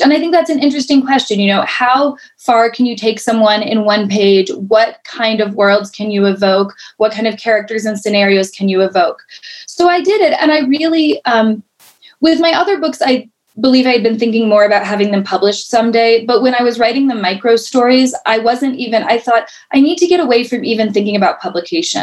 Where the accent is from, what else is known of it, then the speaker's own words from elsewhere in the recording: Colorado, United States; moved away as an adult; now in New York City, United States; I was born and raised in Colorado